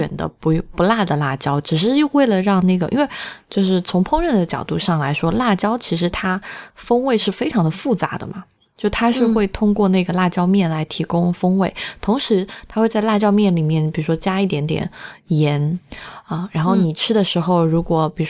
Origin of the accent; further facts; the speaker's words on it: Sichuan, China; 在我们四川人心中